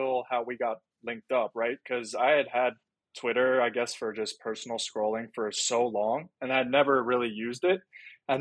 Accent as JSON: {"language": "English", "region": "Virginia", "country": "United States", "tie": "born or raised there", "also_born_or_lived": "Pennsylvania / Philadelphia", "moved": "as an adult", "lives_now": "New York, United States", "said": "I was born in Pennsylvania, and then very early on, we moved to Virginia because of my dad's work, and have been in Virginia ever since"}